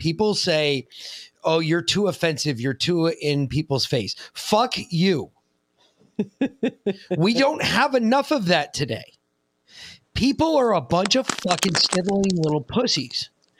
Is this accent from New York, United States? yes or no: yes; New York City, New York, United States; I grew up on the East Coast. I grew up on exactly the opposite coast in New York City. And I did not grow up with this. This is the way I talk now is the same way I talked when I was a kid